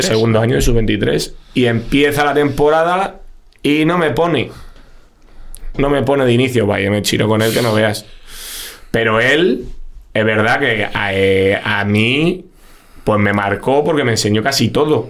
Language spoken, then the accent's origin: Spanish; Madrid, Community of Madrid, Spain; soy un chaval humilde de Vallecas